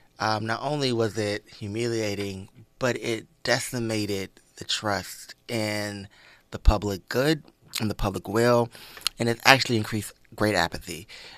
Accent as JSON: {"language": "English", "town": "Atlanta", "region": "Georgia", "country": "United States", "tie": "born or raised there", "said": "And I just think for me, this moment is crazy growing up in Atlanta. This is crazy for me because there's still Civil War, like, artifacts all around Georgia."}